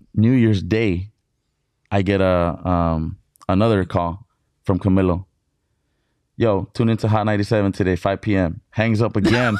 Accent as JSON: {"language": "English", "town": "Brawley", "region": "California", "country": "United States", "tie": "born or raised there", "also_born_or_lived": "Mexicali, Baja California, Mexico", "moved": "as an adult", "lives_now": "San Diego, United States", "said": "was raised in Brawley, Brawley, California, in the Imperial Valley"}